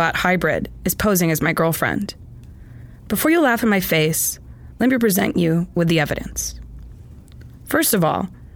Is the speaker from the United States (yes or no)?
yes; Maine, United States; I'm from Maine